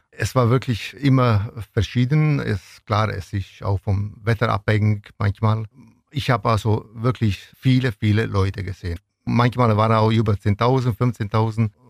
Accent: Venosa, Basilicata, Italy; German is a second language; now in Ulm, Germany; ich möchte irgendwann diese Tradition von meinem Stadt Venosa nach Ulm und Neuem bringen.

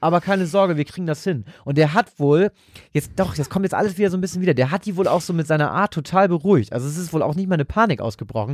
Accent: Hambergen area, Lower Saxony, Germany; moved away; irgendwo da in der Nähe, wo ich herkomme, also so irgendwo da im Umkreis von Hambergen

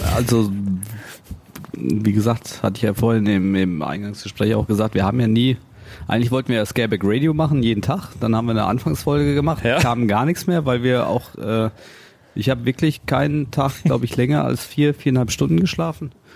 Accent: Cologne, North Rhine-Westphalia, Germany; als Kölner

